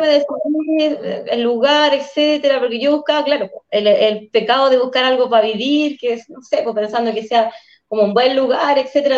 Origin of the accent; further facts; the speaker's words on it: Coyhaique, Aysén, Chile; Yo soy patagona, Coyhaique es mi ciudad natal y aquí trabajo y, vivo